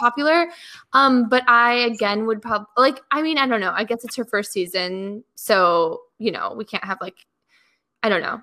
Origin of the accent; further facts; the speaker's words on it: Chicago, Illinois, United States; moved away as an adult; also born or lived in Missouri; now in Los Angeles, United States; I grew up in Chicago, but I went to school in Missouri